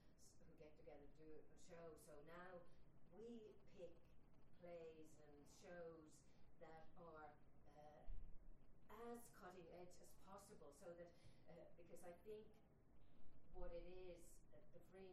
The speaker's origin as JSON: {"language": "English", "country": "Finland", "said": "I'm from Finland"}